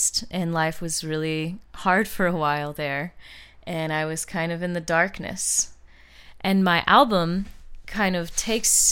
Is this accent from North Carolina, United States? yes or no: no; St. Louis, Missouri, United States; moved away as an adult; now in Los Angeles, United States; moving from my hometown of St. Louis, Missouri, where I lived my whole life